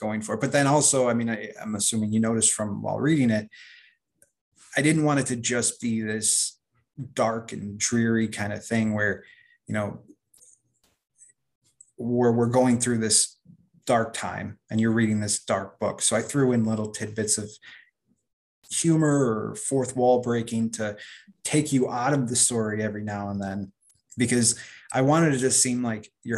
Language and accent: English; Chicago, Illinois, United States; I'm from Chicago